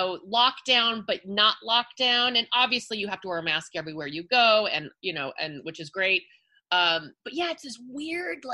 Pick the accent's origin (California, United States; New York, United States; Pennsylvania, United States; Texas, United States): California, United States; Los Angeles; accent: Valley girl; I am born and raised in the San Fernando Valley. I'm a Valley girl